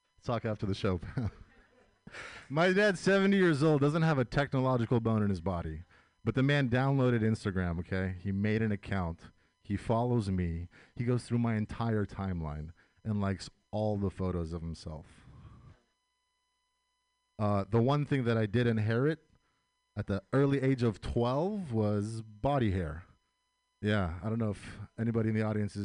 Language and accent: English; United States; I was born and raised here, so that makes me first-generation American.